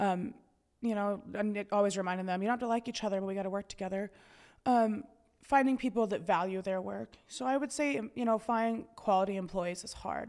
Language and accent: English; York, Montana, United States; also born or lived in Helena, Montana; I grew up in York, which is a town right outside of Helena